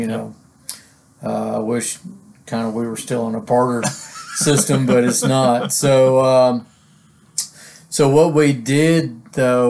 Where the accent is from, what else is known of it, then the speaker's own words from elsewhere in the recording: Hiwasse, Arkansas, United States; also born or lived in Phoenix, Arizona / Tennessee; we moved to Hiawassee, Arkansas